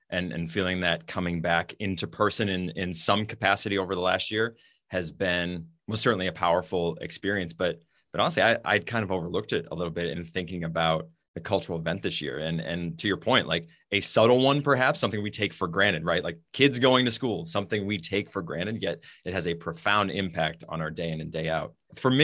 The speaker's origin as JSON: {"language": "English", "region": "New Hampshire", "country": "United States", "tie": "born or raised there", "said": "We grew up in New Hampshire, which is known as being now kind of like a purplish state"}